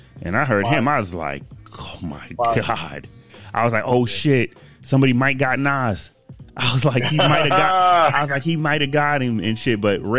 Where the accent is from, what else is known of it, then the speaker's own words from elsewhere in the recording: Boston, Massachusetts, United States; And you gotta think, I came from Boston. So, I mean, shit. We didn't listen to that shit at all.